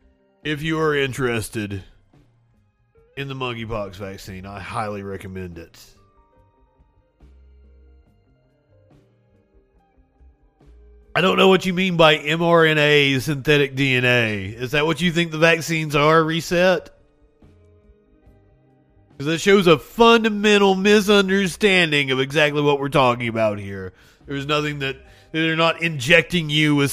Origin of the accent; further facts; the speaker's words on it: Eastern Kentucky, United States; moved away; I'm from Eastern Kentucky